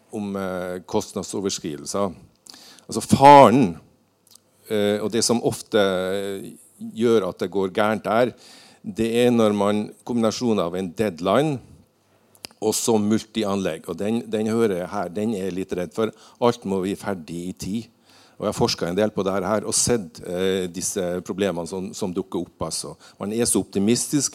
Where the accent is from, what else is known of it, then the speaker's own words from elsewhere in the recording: Northern Norway, Norway; Jeg er nordlending